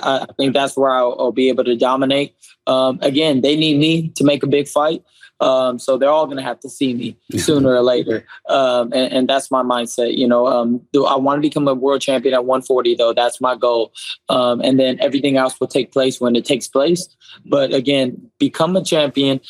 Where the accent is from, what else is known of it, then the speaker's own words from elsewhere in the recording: Southern California, United States; growing up in Southern California